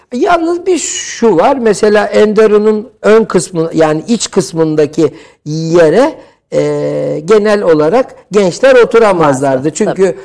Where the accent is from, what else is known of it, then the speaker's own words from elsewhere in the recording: Istanbul, Turkey; 70'li yıllarda İstanbul Cerrahpaşa doğumluyum ki Cerrahpaşalılığı e, özellikle e, vurgularım.